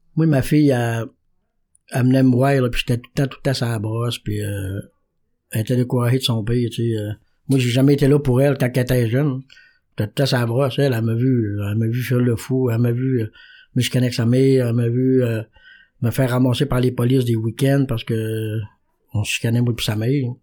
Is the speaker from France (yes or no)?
no; Quebec, Canada; je viens du Saguenay-Lac-Saint-Jean.